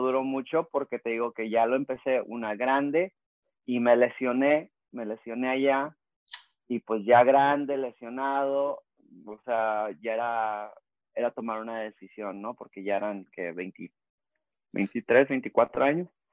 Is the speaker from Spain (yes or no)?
no; Rosarito, Baja California, Mexico; also born or lived in Tijuana; now in San Diego, United States; crecí, nací en Rosarito, Baja California, México. Este, crecí, pues es que crecí en Rosarito, Tijuana y acá en San Diego. Este, viví muchos años en Rosarito.